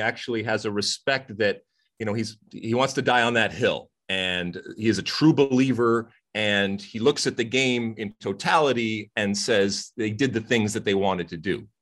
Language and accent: English; United States; as an American